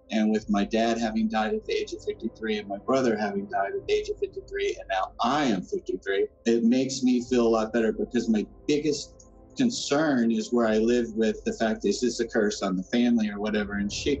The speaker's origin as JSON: {"language": "English", "town": "Somerset", "region": "Kentucky", "country": "United States", "said": "I'm from Somerset, Kentucky."}